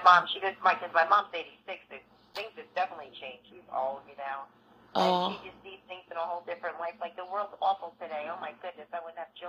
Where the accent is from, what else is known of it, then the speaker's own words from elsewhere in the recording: Northeast, United States; I'm from the Northeast